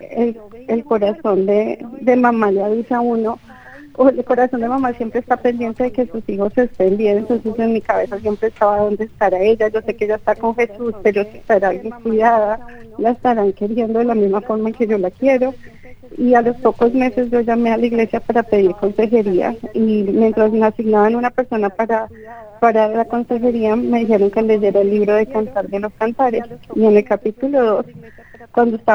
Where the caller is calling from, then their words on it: San Francisco, California, United States; de San Francisco, California.